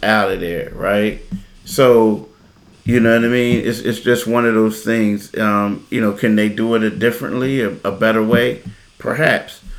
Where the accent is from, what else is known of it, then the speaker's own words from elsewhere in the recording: Philadelphia, Pennsylvania, United States; now in South Jersey, United States; I'm a Philadelphian